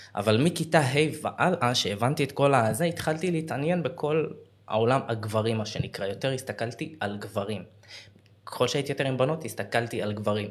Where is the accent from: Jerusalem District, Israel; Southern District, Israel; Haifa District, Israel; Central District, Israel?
Southern District, Israel; Beersheba; moved away as an adult; also born or lived in Tel Aviv; אני בן 29, אני מבאר שבע